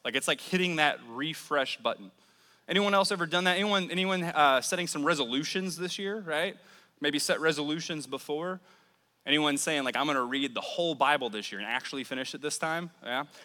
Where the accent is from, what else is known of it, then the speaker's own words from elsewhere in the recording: New Orleans, Louisiana, United States; moved away as an adult; now in Mobile, United States; I'm originally from New Orleans. I moved to the Mobile area about 10 years ago